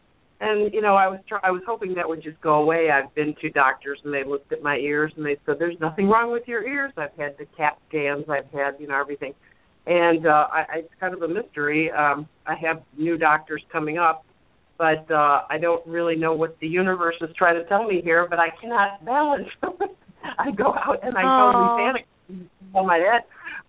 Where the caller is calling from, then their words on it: outside of Chicago, Illinois, United States; I'm calling from outside of Chicago.